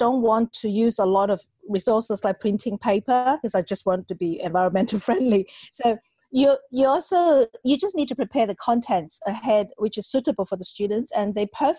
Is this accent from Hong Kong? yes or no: yes; Hong Kong; also born or lived in China; I was born in China. I grew up in Hong Kong.